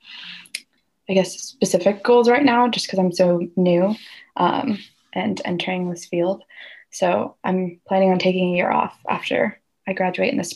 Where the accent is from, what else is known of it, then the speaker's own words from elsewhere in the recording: Walla Walla, Washington, United States; I grew up in Walla Walla and then I went to college here